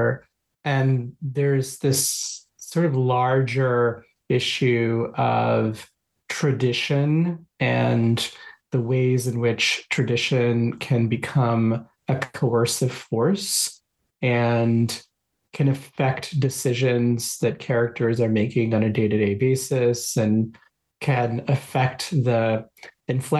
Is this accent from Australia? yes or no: no; Kolkata, West Bengal, India; moved away; growing up in Calcutta